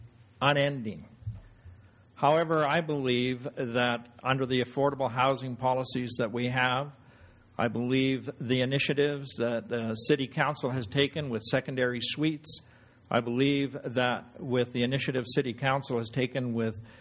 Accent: Lethbridge, Alberta, Canada; I was born in Lethbridge.

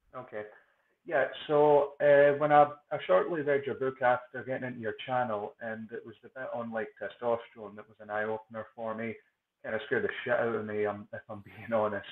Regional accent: Scotland, United Kingdom; I'm from Scotland

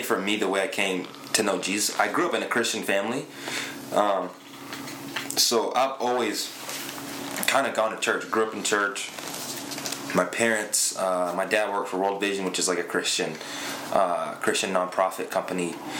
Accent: Zambia; also born or lived in London, United Kingdom; I was born in London, so came up here in 2003. I'm Zambian.

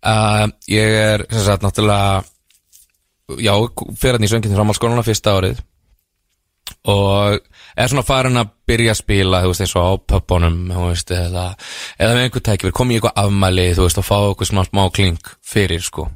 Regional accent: Dalvík, Northeastern Region, Iceland; ég er frá Dalvík

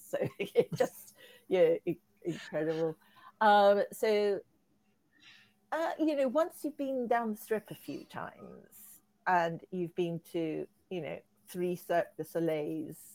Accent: Ecuador; also born or lived in Peru / Egypt / Hong Kong / Las Vegas; I was born in Peru, brought up in Ecuador

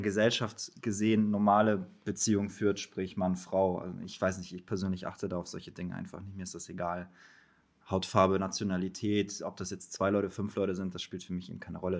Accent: Poland; moved away; ich bin in Polen geboren

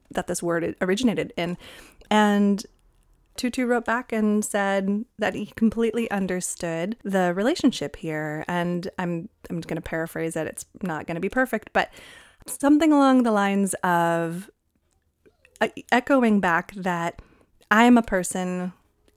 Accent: California, United States; where I grew up in California

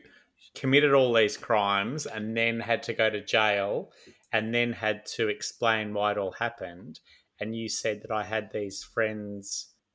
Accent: Melbourne, Victoria, Australia; also born or lived in Sydney; I was born in Sydney, and I reckon patio was how we said it until we moved to Melbourne and grew up.

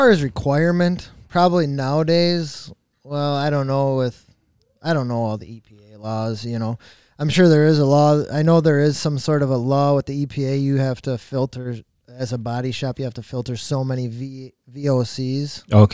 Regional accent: Crandon, Wisconsin, United States; I've lived in Crandon my whole life

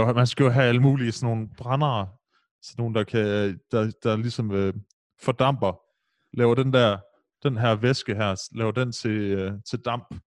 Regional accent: Aarhus, Central Denmark Region, Denmark; hvor jeg voksede op i Brabrand

